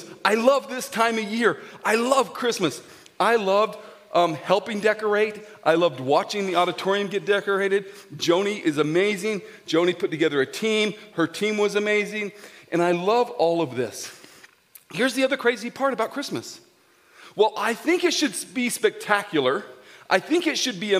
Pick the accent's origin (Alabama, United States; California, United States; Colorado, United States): Colorado, United States; Grand Junction; I'm a GJ boy. I grew up in Grand Junction